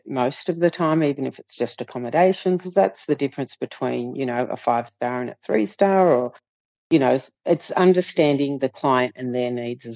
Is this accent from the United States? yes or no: no; Southern Highlands, New South Wales, Australia; I'm from the Southern Highlands